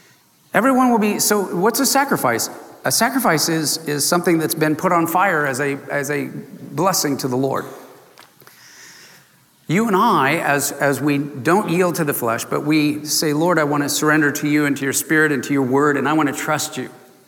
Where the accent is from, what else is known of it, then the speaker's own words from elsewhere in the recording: San Diego, California, United States; I grew up in Southern California in San Diego, too close to the border of Mexico and all that good food.